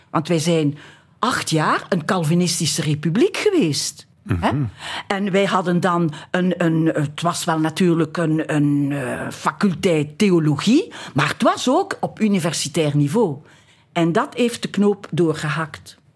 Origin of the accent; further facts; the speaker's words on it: Flanders, Belgium; Wij hadden een café in de Overpoortstraat. Ja. Wie is wij? Ah, mijn familie dus, hè. Och. Waar ik opgegroeid ben.